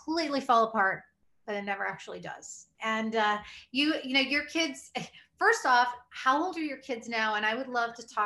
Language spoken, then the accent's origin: English; Iowa, United States; I'm from Iowa, so, you know, the Midwestern upbringing